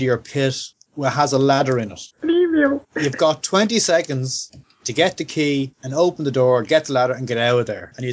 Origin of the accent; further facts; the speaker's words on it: Ireland; also born or lived in United Kingdom; I'm Irish